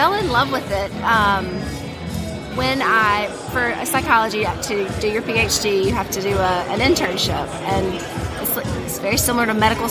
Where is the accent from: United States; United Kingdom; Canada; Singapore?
United States; Hattiesburg, Mississippi; I'm from Hattiesburg, Mississippi.